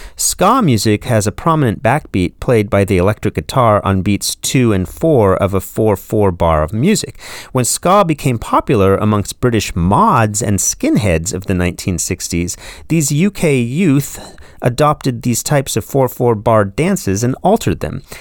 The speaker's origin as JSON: {"language": "English", "region": "California", "country": "United States", "tie": "born or raised there", "said": "when I was growing up in California in the nineteen eighties"}